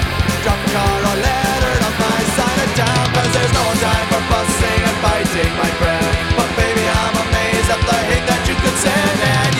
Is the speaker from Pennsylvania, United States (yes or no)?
no; Phoenix, Arizona, United States; Again, I grew up in Phoenix, so we didn't really have alternative radio.